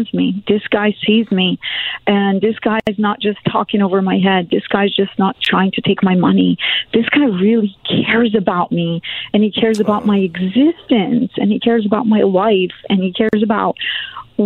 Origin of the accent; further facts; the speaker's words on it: Serbia; also born or lived in Germany; now in United States; I'm born in Germany, but I grew up in Serbia